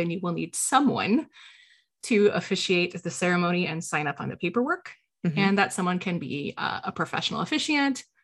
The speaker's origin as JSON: {"language": "English", "region": "Illinois", "country": "United States"}